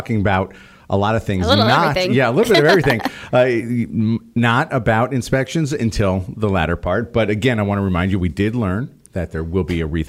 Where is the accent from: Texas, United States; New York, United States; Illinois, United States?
New York, United States; I never had it. I'm from New York. We don't use words like TT for that anyway.